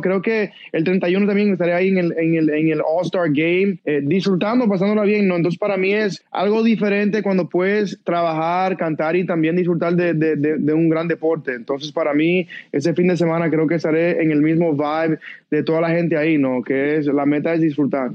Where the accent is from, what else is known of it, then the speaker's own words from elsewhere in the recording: United States; como latino, yo sé la importancia que es para para nuestra comunidad latina y también como americano